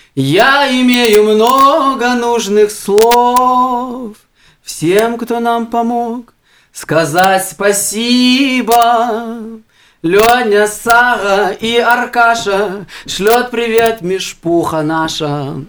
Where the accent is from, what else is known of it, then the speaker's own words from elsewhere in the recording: Odesa, Odesa Oblast, Ukraine; я родился в Одессе